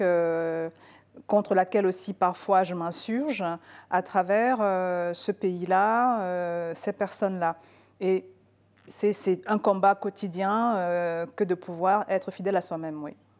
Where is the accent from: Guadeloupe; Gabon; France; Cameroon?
Cameroon; Je suis née, j'ai grandi au Cameroun